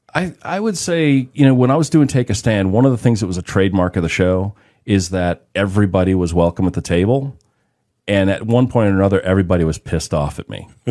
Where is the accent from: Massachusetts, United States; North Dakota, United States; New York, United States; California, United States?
Massachusetts, United States; Boston; growing up in the Boston area um, in the 80s